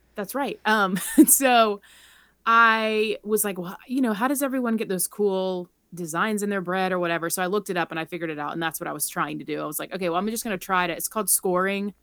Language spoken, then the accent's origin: English; Charleston, South Carolina, United States; moved away as an adult; now in Colorado, United States; I grew up in Charleston